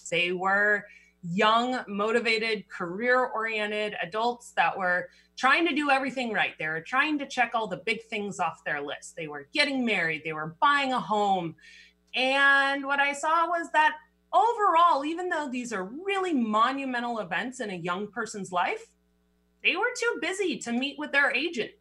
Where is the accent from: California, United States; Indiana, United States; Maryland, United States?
California, United States; Berkeley; moved away as an adult; also born or lived in Boulder, Colorado; now in Seattle, United States; I grew up in Berkeley, California, went to school at Boulder